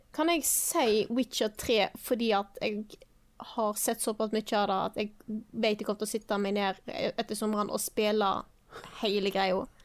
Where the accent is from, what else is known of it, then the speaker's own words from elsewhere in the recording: Stord, Vestland, Norway; moved away; når jeg er hjemme på Stord med familien